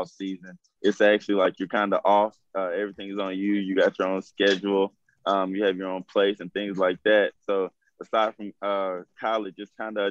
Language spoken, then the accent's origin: English; Texas, United States; I'm from Texas, so I'm kind of used to the heat